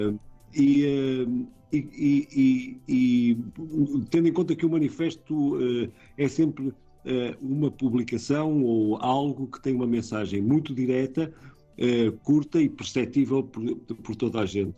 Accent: Portugal; como portugueses

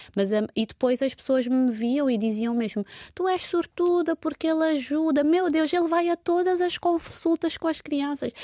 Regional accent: Santo Antão, Cape Verde; moved away as an adult; now in Lisbon, Portugal; enquanto cabo-verdiana, nascida em Santo Antão

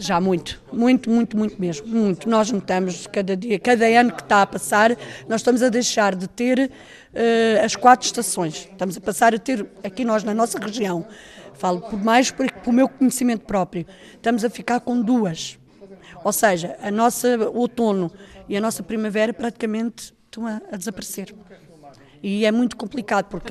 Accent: Lavacolhos, Centro, Portugal; sou de Lavacóis, do Conselho do Fundão.

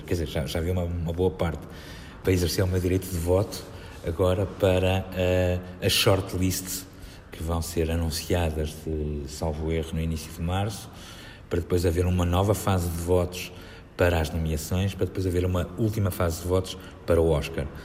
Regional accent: Vila do Conde, Norte, Portugal; also born or lived in Águeda, Bairrada; Foi lá que eu cresci. Não, sou, não, não nasci em Vila de Conde, mas eu, eu nasci em Águeda, eu sou bairradino

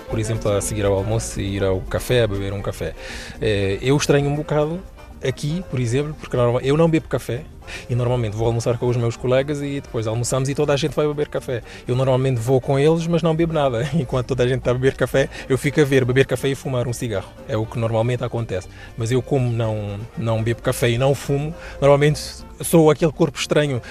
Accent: Mindelo, São Vicente, Cape Verde; moved away as an adult; now in Lisbon, Portugal; sou cabo-verdiano, sou da ilha de São Vicente, cidade do Mindelo, cidade maravilhosa.

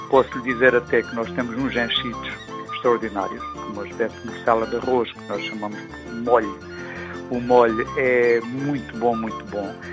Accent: Monchique, Algarve, Portugal

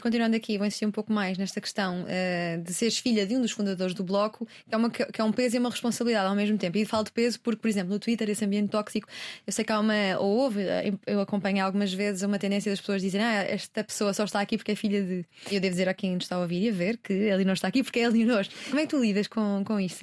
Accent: Portugal; nós somos portugueses

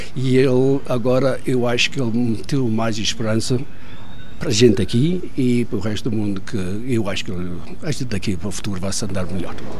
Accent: South Africa; accent: Madeira; also born or lived in Madeira, Portugal; vim para a África do Sul, tinha 5 anos, estudei aqui na África do Sul

